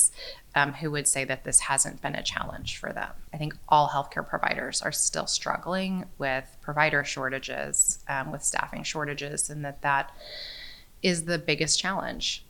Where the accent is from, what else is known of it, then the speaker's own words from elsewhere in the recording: New York, United States; also born or lived in Orlando, Florida; now in Central Coast, California, United States; I grew up in New York, where I had access to Planned Parenthood